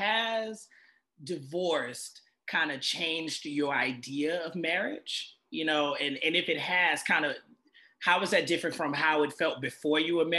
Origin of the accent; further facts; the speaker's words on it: the South, United States; I'm a man from the South, right?